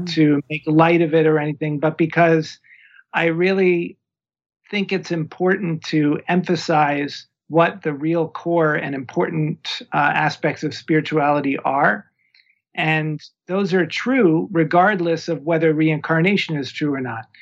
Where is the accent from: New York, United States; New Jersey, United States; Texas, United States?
New York, United States; moved away as an adult; also born or lived in Berkeley, California / Oakland, California / Costa Rica; now in Tucson, United States; I'm originally from New York